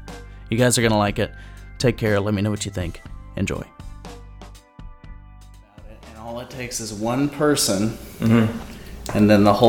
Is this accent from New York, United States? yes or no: yes; New York, United States; We talk about growing up in New York, food, scotch, tailored clothing.